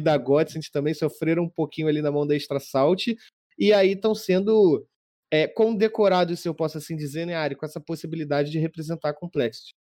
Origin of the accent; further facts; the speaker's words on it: Brazil; eu sou, sou brasileiro